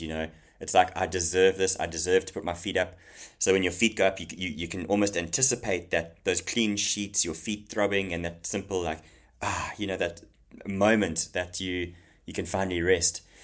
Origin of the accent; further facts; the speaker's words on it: Zululand, KwaZulu-Natal, South Africa; I grew up in Zululand, okay, in KwaZulu Natal in South Africa